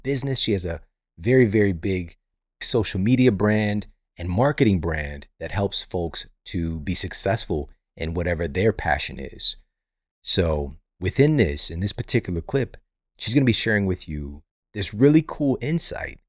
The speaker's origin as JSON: {"language": "English", "region": "Missouri", "country": "United States", "said": "I'm from Missouri. You know it's coming from the Show Me State"}